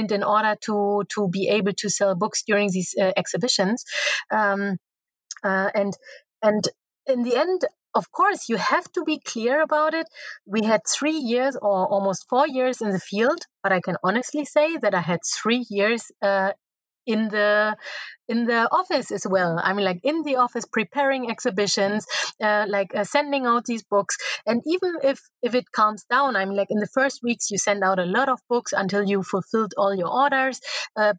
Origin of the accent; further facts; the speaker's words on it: Neubrandenburg, Mecklenburg-Vorpommern, Germany; here in the region, like where I grew up in Neubrandenburg